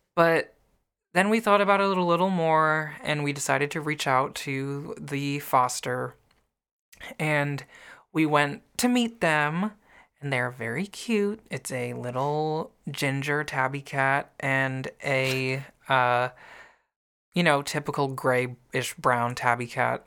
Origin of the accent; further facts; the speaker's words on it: the North, United States; I grew up in the North